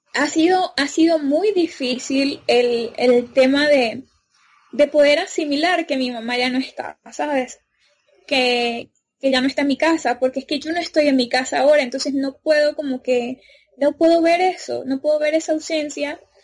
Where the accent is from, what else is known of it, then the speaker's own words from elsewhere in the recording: Venezuela; moved away as an adult; also born or lived in Ecuador; now in Colombia; soy venezolana